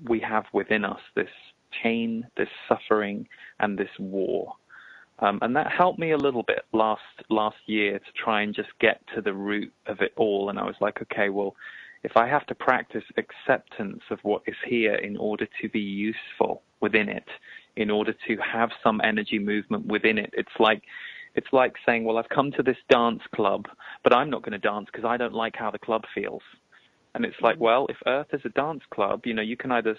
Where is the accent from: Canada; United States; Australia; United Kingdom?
United Kingdom; England; we're both from England